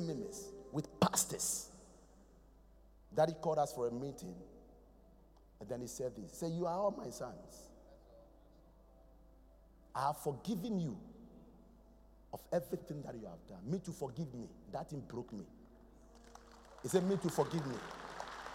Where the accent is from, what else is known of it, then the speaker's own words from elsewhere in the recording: Accra, Greater Accra, Ghana; I'm from Kolegono